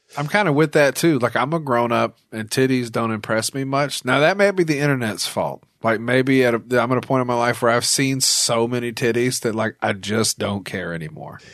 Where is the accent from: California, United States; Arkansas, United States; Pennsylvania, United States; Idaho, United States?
Arkansas, United States; Little Rock; I'm from, I'm from Little Rock